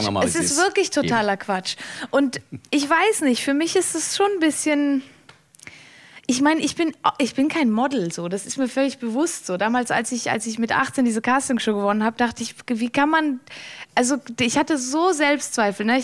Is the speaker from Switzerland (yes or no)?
yes; Valais, Switzerland; Ich bin aus dem Wallis, meine Familie ist da, das war immer schon